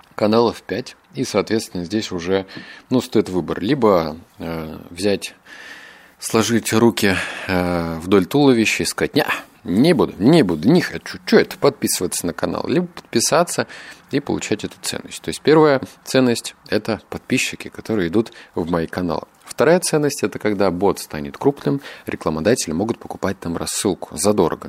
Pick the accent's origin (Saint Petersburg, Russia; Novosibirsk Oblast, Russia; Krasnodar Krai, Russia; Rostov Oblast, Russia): Novosibirsk Oblast, Russia; Novosibirsk; я обычный парень из Новосибирска